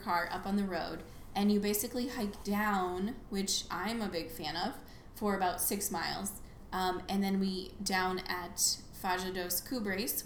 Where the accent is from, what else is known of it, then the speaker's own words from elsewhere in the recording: United States; I'm American